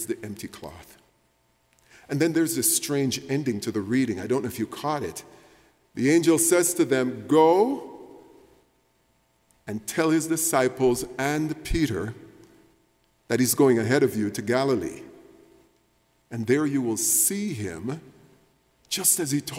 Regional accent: Jamaica; moved away; when I was growing up in Jamaica, it was the year 1975

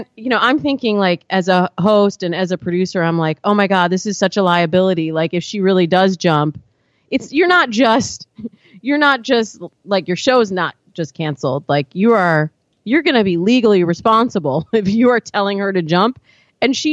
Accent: Michigan, United States; I grew up in Michigan.

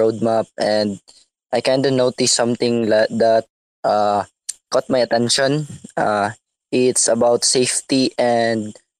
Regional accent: Philippines; from Philippines.

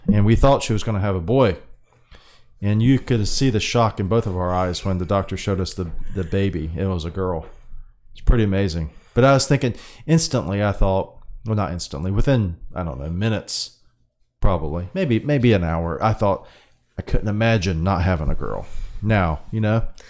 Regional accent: United States; I'm a Pacific Islander, American

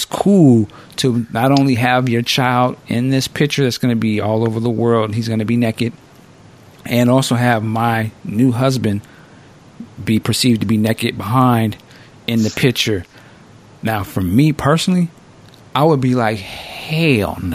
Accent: Seattle, Washington, United States; Seattle Seahawks, which is my hometown

